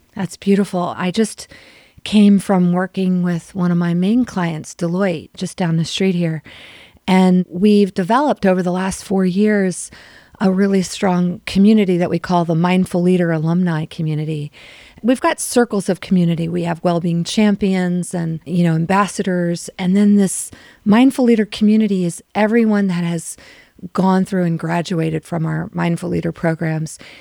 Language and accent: English; Maryland, United States; moved away as an adult; also born or lived in San Francisco / South America / Europe; I grew up in Maryland.